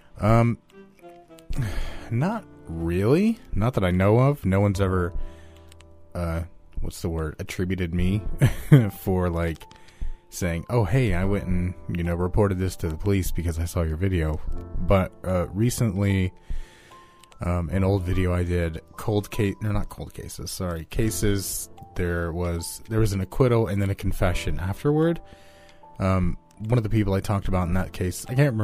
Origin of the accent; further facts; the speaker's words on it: United States; I am American, and I'm white.